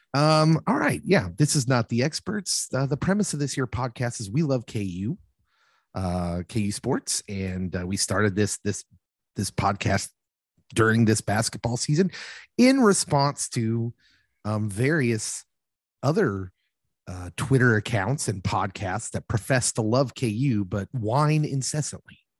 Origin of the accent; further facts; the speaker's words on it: Lawrence, Kansas, United States; I grew up in Lawrence, of course, and went to, went to school there